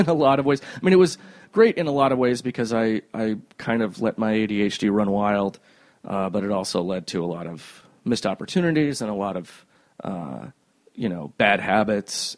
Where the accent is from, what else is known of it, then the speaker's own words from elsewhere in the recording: Cedar Rapids, Iowa, United States; also born or lived in Cherry Hill, New Jersey; my th- second year, third year of school, uh, we moved from Cherry Hill, New Jersey, whose education system was trash, mm-hmm. to Cedar Rapids, Iowa